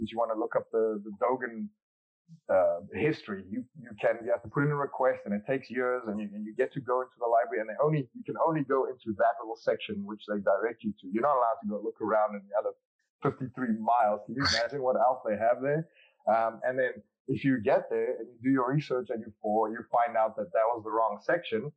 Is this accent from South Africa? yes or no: yes; South Africa; growing up in South Africa, many people don't know this, but we have 12 national languages